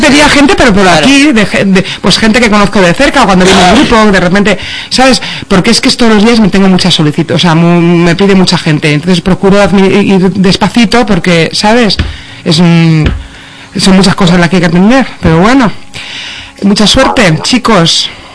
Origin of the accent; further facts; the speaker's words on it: Cantabria, Spain; also born or lived in Seville; yo soy medio sevillano medio cántabra